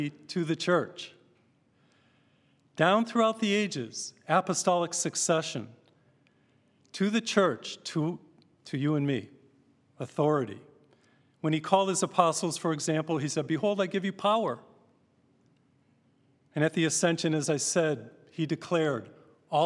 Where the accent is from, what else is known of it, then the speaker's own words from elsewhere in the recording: Massachusetts, United States; I grew up in Massachusetts